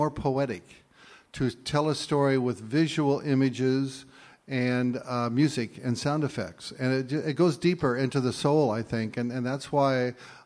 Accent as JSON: {"language": "English", "area": "Clackamas River, Portland area", "region": "Oregon", "country": "United States", "tie": "born or raised there", "said": "I grew up on Clackamas River"}